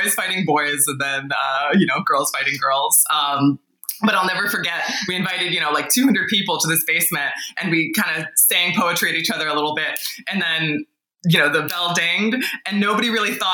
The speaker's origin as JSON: {"language": "English", "town": "New York City", "region": "New York", "country": "United States", "tie": "born or raised there", "also_born_or_lived": "Paris, France", "moved": "as an adult", "lives_now": "Austin, United States", "said": "I grew up in New York City."}